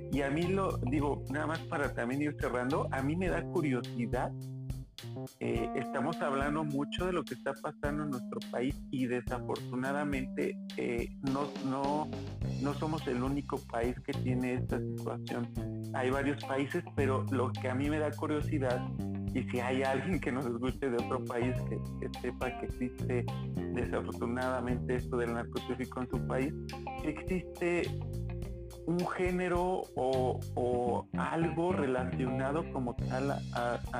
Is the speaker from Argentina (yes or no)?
no; Colombia; digo que soy colombiano y hablo como colombiano